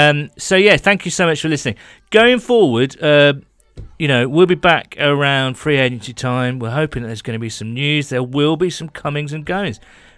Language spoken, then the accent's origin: English; California, United States; I am a Bengals fan first and always, but I grew up in Cali, so I am leaning towards a 49ers win.